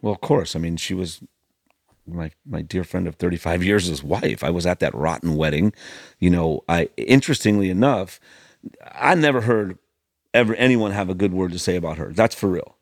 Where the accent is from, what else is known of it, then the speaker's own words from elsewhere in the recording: Los Angeles, California, United States; I grew up in the hills above the Sunset Strip